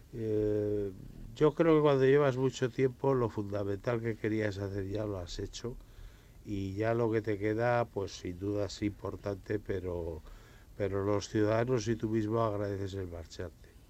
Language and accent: Spanish; Burgos, Castile and León, Spain; yo soy de Burgos